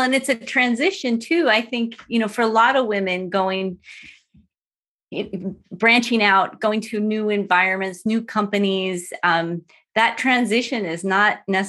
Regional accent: Seattle, Washington, United States; I'm from Seattle and grew up here.

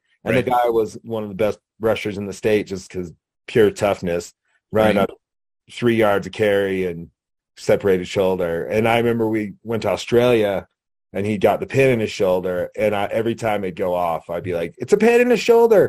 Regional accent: Laramie, Wyoming, United States; I was from Laramie

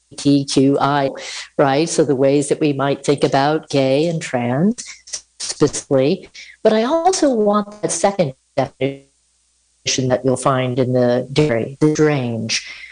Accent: Connecticut, United States; moved away as an adult; now in Utah, United States; I grew up on the East Coast in Connecticut

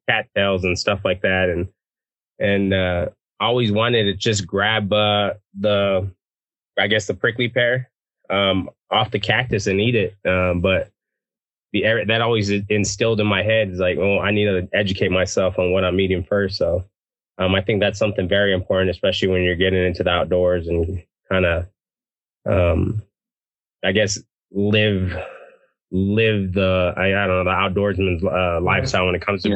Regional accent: Texas, United States; I'm from Texas. We don't put beans in our chili.

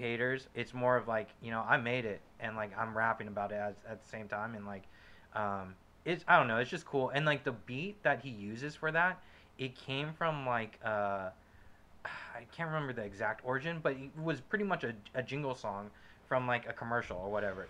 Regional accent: West Coast, United States; I'm from the West Coast

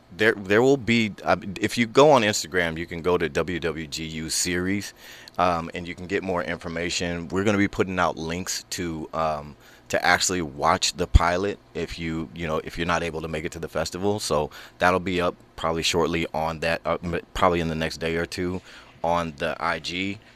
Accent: Houston, Texas, United States; now in Los Angeles, United States; I'm from Houston, Texas

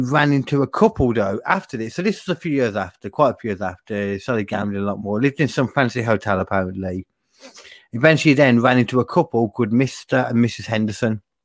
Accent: United Kingdom; I'm a British person

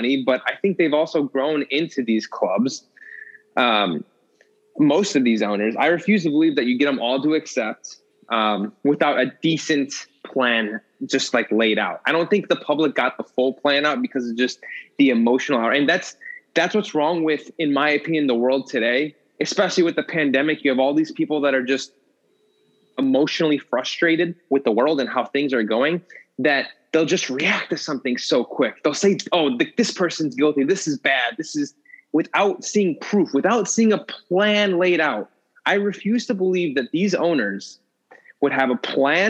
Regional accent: United States; I'm American. I'm here

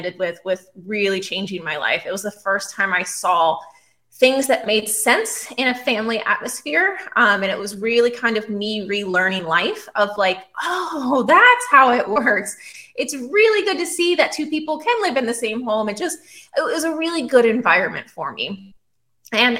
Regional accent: Pennsylvania, United States; moved away as an adult; also born or lived in Australia; now in Texas, United States; I grew up on the East Coast. I originally was born in Pennsylvania.

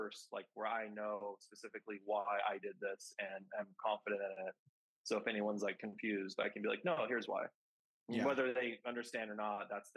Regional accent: Kansas City, Missouri, United States; I grew up in Kansas City.

